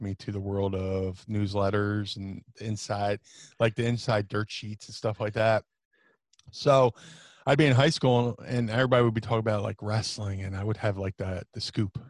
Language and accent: English; Atlantic City, New Jersey, United States; also born or lived in Philadelphia / Ohio; I grew up in Atlantic City, it's very diverse